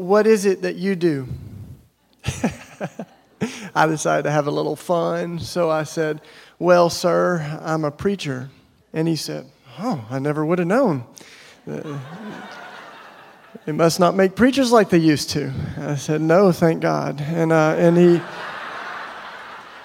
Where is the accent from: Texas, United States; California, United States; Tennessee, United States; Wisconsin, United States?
Tennessee, United States; East; I grew up in East Tennessee, you know, in the Bible Belt